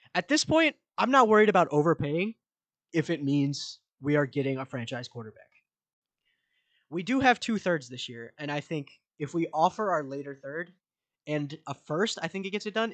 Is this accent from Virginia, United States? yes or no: yes; Manassas, Virginia, United States; grew up in right here in Manassas